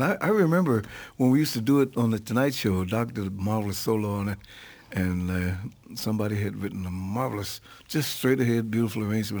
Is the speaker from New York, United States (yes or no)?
no; St. Louis, Missouri, United States; back in my hometown in St. Louis.